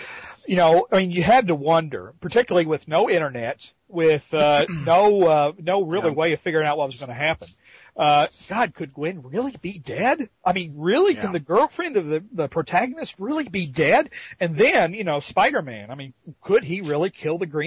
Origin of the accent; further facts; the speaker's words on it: Southern Indiana, United States; I'm from Southern Indiana